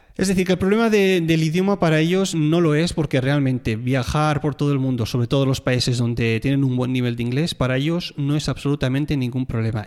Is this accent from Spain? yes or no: yes; Tarragona, Catalonia, Spain; moved away; soy de Tarragona